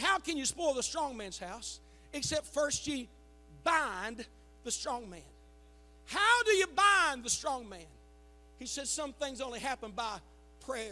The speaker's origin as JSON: {"language": "English", "country": "United States", "said": "I'm American"}